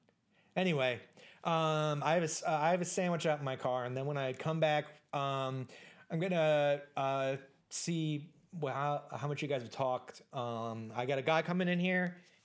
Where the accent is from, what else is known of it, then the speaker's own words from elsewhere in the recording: United States; accent: Minnesota accent; I'm kind of an army brat, which is why my accent kind of goes back and forth between like a Minnesota accent and then like a really bad Chicago accent.